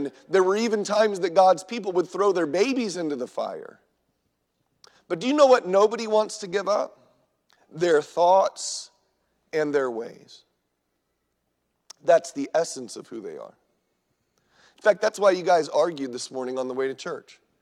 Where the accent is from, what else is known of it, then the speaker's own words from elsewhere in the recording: Southern California, United States; now in Minnesota, United States; I grew up in Southern California in the 80s.